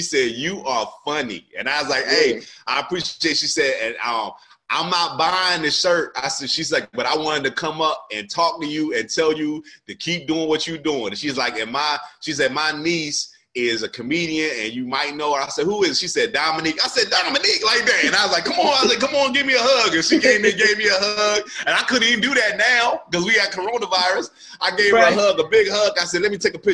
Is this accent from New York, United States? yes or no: no; New Jersey, United States; moved away as an adult; I was from Jersey